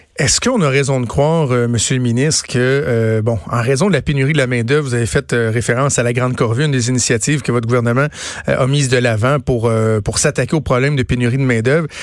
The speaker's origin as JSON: {"language": "French", "region": "Quebec", "country": "Canada", "said": "chez nous au Québec"}